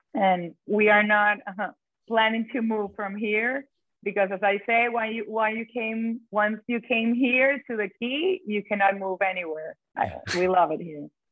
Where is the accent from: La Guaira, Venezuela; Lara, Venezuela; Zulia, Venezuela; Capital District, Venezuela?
Capital District, Venezuela; Caracas; moved away as an adult; also born or lived in Spain; now in Key Biscayne, United States; I'm born and raised in Caracas, Venezuela.